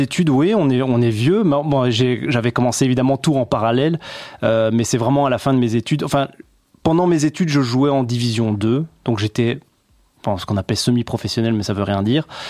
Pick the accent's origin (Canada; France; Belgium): Belgium; Brussels, Brussels-Capital Region; je suis également bruxellois